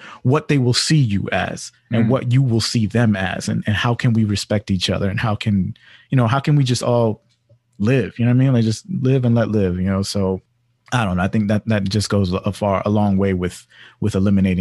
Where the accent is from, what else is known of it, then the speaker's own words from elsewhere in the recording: Washington, District of Columbia, United States; moved away; also born or lived in Hyattsville, Maryland; I grew up in D.C. I grew up in Columbia Heights, mainly